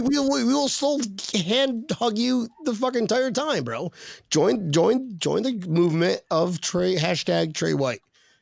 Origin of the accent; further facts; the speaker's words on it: Philippines; Filipino, my man. I am from the Philippines. Philippines.